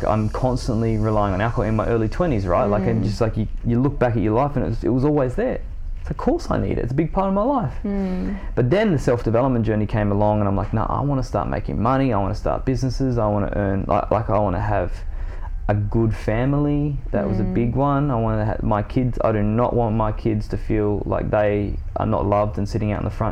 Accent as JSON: {"language": "English", "town": "Tom Price", "region": "Western Australia", "country": "Australia", "tie": "born or raised there", "said": "I grew up in the Pilbara in Western Australia at this point, Tom Price."}